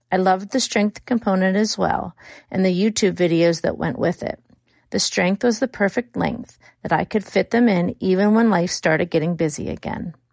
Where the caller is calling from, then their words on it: Pittsburgh, Pennsylvania, United States; I'm calling from Pittsburgh, Pennsylvania.